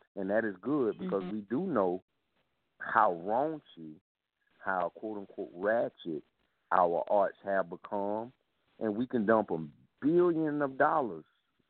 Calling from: South Carolina, United States; I'm calling from South Carolina.

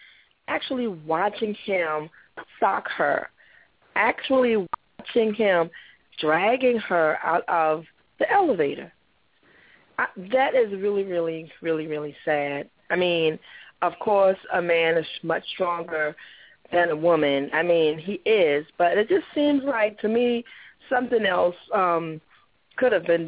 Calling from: Jacksonville, Florida, United States; Yes, this is …, and I'm calling

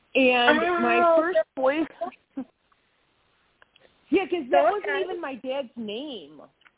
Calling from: Wisconsin, United States; hi, I'm in Wisconsin.

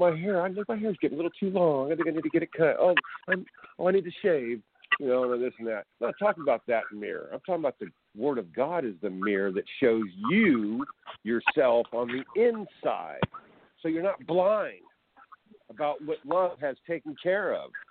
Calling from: California, United States; Uh, this is California, Cali, Cali, Cali.

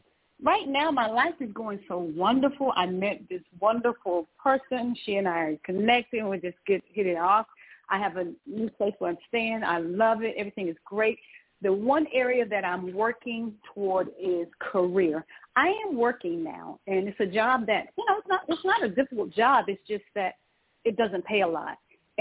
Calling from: Georgia, United States; I'm actually calling in from Georgia. My number is North Carolina

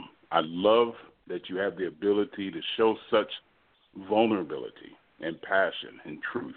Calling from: Houston, Texas, United States; I'm calling from Houston, Texas.

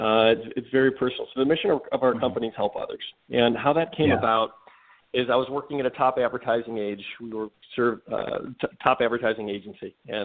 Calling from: Cleveland, Ohio, United States; I'm calling from Cleveland, Ohio. The old sunny Cleveland, Ohio.

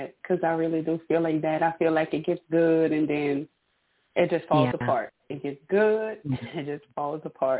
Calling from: Louisiana, United States; And I'm calling from Louisiana.

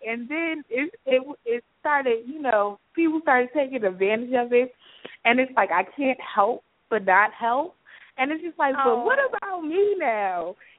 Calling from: Georgia, United States; Tonight I'm calling from Georgia.

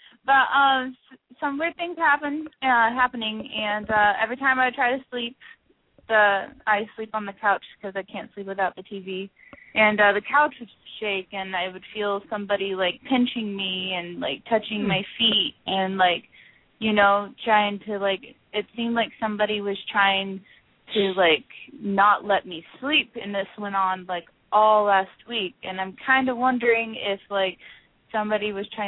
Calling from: Las Vegas, Nevada, United States; I'm calling from Las Vegas.

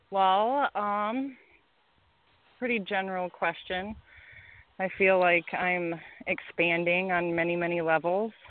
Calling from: Michigan, United States; I'm calling from Michigan.

